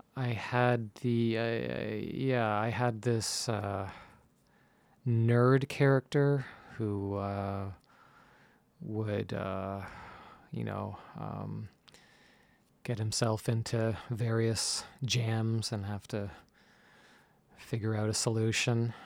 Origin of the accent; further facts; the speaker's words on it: Mississauga, Ontario, Canada; now in Toronto, Canada; I grew up in Mississauga, so just a little west from here